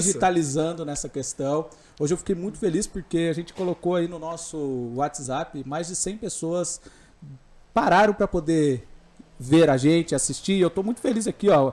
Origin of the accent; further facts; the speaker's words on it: Mogi das Cruzes, São Paulo, Brazil; eu nasci lá em Itaiaçupeba, né? Então eu sou daquela região ali, sou da zona rural